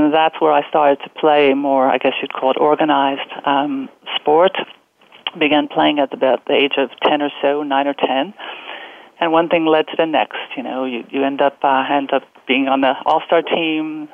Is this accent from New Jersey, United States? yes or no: yes; New Jersey, United States; Growing up on East Coast, New Jersey